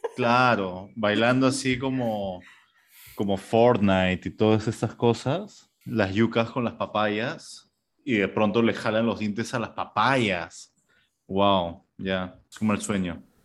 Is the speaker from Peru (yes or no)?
yes; Peru